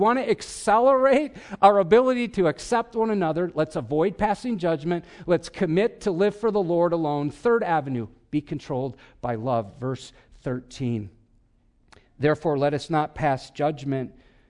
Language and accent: English; Wisconsin, United States; come on, I'm from Wisconsin. That's all I could think about.